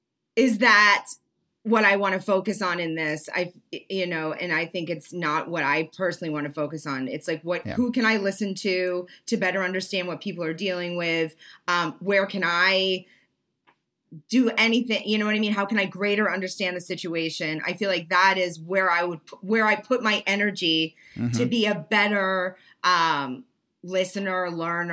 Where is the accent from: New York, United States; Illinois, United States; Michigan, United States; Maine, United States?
Maine, United States; I'm from Northern Maine